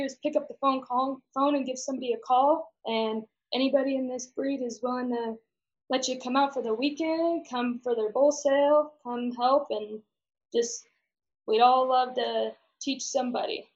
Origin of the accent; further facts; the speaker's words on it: Caldwell, Idaho, United States; moved away as an adult; now in Montana, United States; I'm originally from Caldwell, Idaho, and grew up in a junior Hereford program.